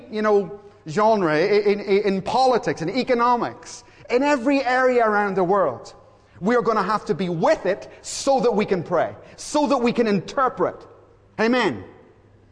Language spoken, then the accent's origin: English; Belfast, Northern Ireland, United Kingdom; I grew up in Belfast, and all my brothers, three brothers, worked in a hotel at the end of our street